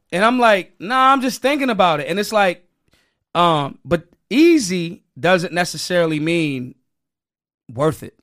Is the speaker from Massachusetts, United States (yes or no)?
no; Philadelphia, Pennsylvania, United States; I'm from Philly. Philly people love the debauchery